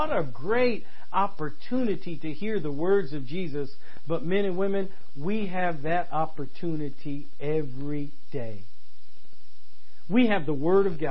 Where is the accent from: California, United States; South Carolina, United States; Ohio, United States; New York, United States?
California, United States; Oakland; also born or lived in San Francisco, California; I was born in San Francisco, California, but I grew up in Berkeley and Oakland.